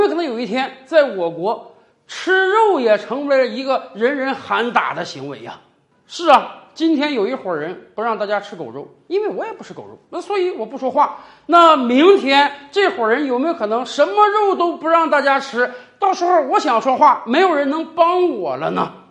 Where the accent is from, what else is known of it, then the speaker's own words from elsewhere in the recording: China; 我们中国人在古代是不吃牛肉的。